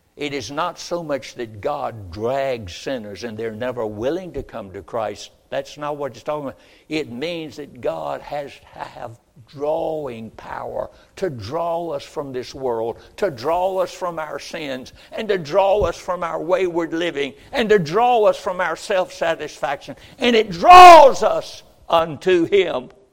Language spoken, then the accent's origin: English; Roxboro, North Carolina, United States; moved away as an adult; I grew up, first 20 years of my life, in Roxboro, North Carolina, and I was born on High Street